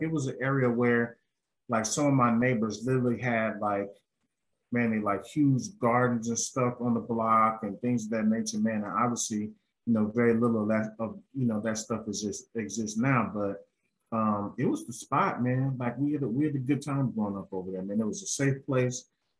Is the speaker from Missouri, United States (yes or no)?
yes; St. Louis, Missouri, United States; My earliest years of remembrance was in Walnut Park East on Plover, but where I grew up and where I claim from the west side, St. Louis Avenue and Clara.